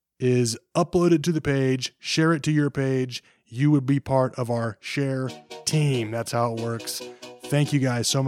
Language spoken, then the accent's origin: English; Kansas, United States; I've born and raised in Kansas